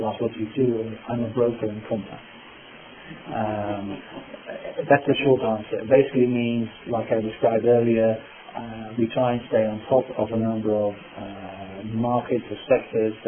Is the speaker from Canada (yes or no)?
no; Netherlands; accent: British; English is a second language; moved away as an adult; now in Chicago, United States; I'm from the Netherlands